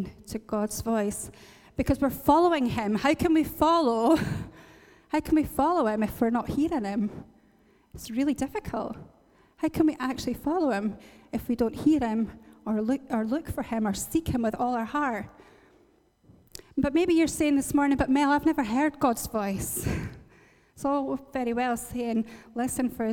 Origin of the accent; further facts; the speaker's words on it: Northern Ireland, United Kingdom; moved away; this motorway that joins where I have my hometown to Belfast